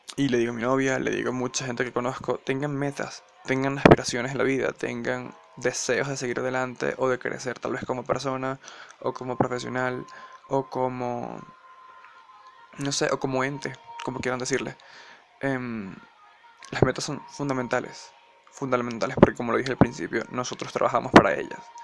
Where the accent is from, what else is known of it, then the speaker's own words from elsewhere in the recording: Venezuela; now in Colombia; actualmente vivo en Colombia, soy venezolano